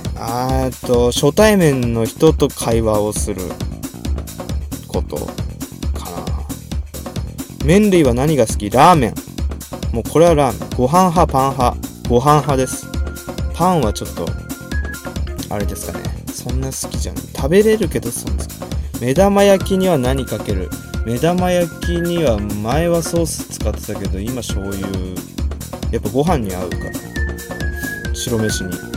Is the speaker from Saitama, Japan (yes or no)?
yes; Saitama, Japan; 出身地はどこ埼玉県です